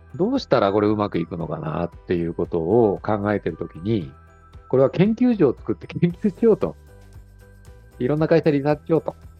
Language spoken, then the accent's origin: Japanese; Kanagawa, Japan; moved away as an adult; now in Fukuoka, Japan; 僕自身はですね、もともと神奈川出身なんですけども、20年ほど前から福岡に移住しまして